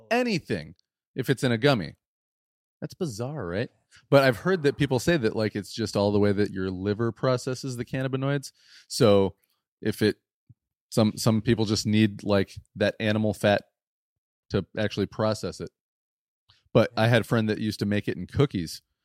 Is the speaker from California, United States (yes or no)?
no; West Michigan, United States; we're from West Michigan